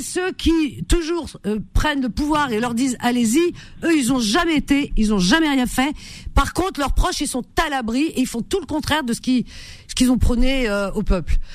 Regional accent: Cherchell, Tipaza Province, Algeria; moved away; dans ma région natale, qui est Cherchel, il y a autour de nous au moins quatre ou cinq langages différents

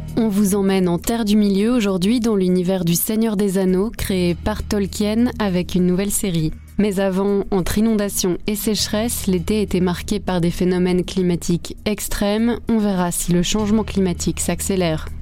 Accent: Belgium; Chez nous en Belgique

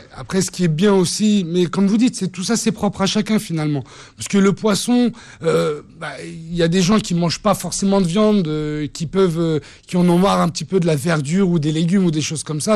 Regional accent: France; je suis français avec des origines levantines

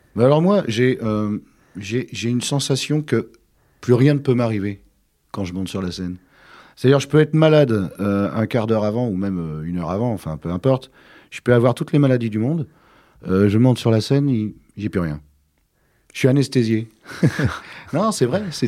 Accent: Côtes-d'Armor, Brittany, France; mon enfance s'est passée en Bretagne en général. Mais euh, oui, plus, euh, un peu plus particulièrement dans les Côtes d'Armor, Puisque c'est là que je suis né

